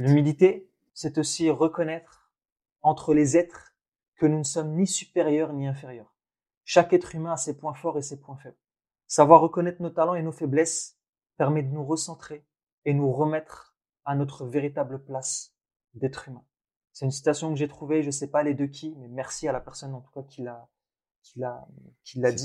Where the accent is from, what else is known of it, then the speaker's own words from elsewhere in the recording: Thenia, Boumerdès Province, Algeria; moved away; je suis né en Algérie, dans une ville qui s'appelle Ténia. Et, euh, et en fait, dans l'immeuble où mes grands-parents vivaient et où j'ai fait mes premières années